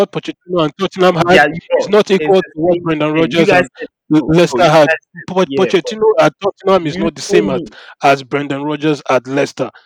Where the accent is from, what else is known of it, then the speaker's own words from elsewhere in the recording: Nigeria; I am Nigerian